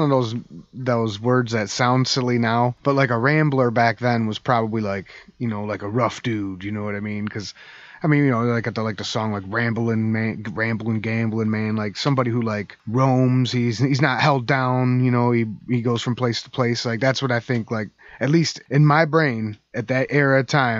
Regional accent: New Jersey, United States; accent: New Jersey; Sorry, that was my New Jersey accent. Sorry, Nana.

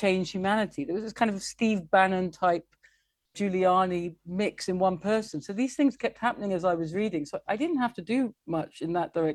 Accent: England, United Kingdom; I am English and I love England

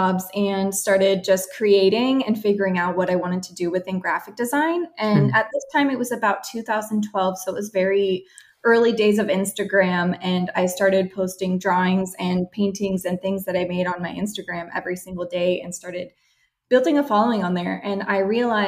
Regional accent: San Diego, California, United States; also born or lived in Washington State; I grew up here in San Diego where we run our business

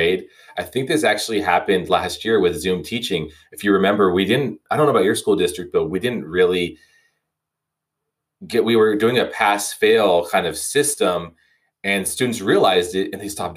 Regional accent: United States; as an American

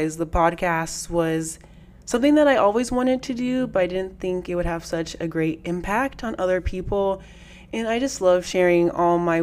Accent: Las Vegas, Nevada, United States; EDC Las Vegas is coming back to my hometown

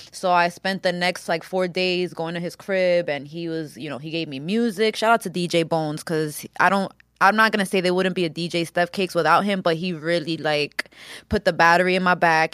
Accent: Yonkers, New York, United States; also born or lived in Washington Heights, New York City; I moved to Yonkers when I was four

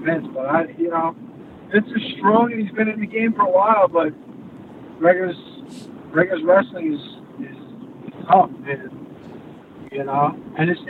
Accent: Montauk, New York, United States; I grew up in Montauk

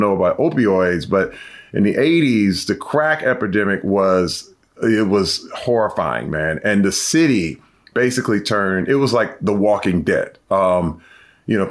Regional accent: Flint, Michigan, United States; Growing up in Flint at the time when I was a kid

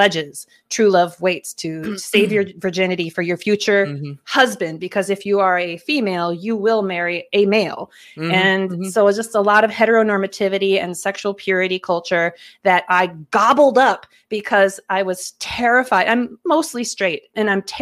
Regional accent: Minnesota, United States; I grew up here in Minnesota and was raised in a pretty evangelical Midwestern family

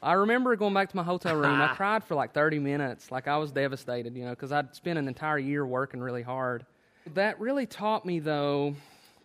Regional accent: Pikeville, Kentucky, United States; I was born in Pikeville

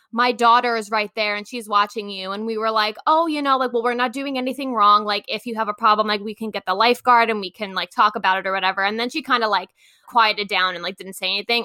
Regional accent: Long Island, New York, United States; moved away as an adult; also born or lived in Queens; I'm originally from Long Island

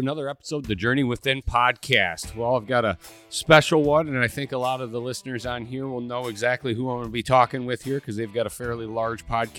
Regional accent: Michigan, United States; I've been a fellow Michigander.

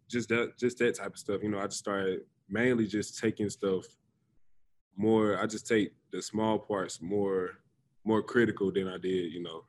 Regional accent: the South, United States; moved away; me growing up in the South

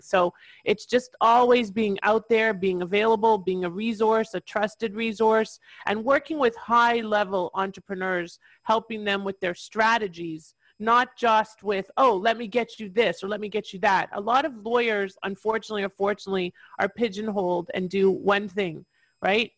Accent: Toronto, Ontario, Canada; moved away; I'm originally from Toronto, Ontario, Canada, and I'm licensed in Ontario still after all these years

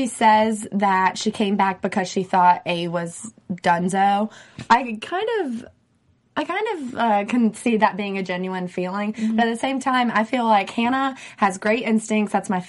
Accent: North Carolina, United States; accent: southern; moved away; I'm from North Carolina.

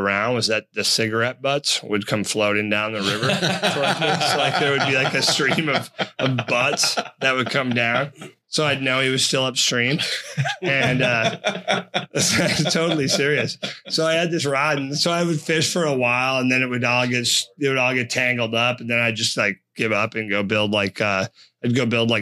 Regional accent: Menomonie, Wisconsin, United States; I grew up in Menominee, Wisconsin

